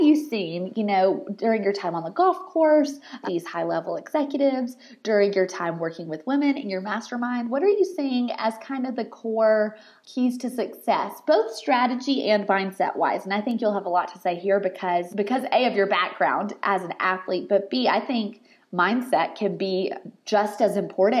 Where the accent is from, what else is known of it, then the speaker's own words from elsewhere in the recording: the South, United States; I'm from the South